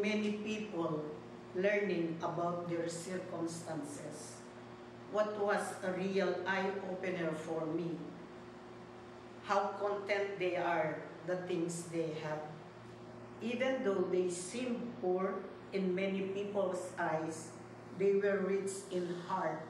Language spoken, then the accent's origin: English; Philippines; here in my home country, the Philippines.